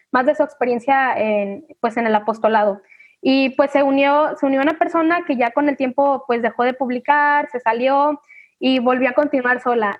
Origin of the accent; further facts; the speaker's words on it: Manzanillo, Colima, Mexico; soy de Manzanillo, Colima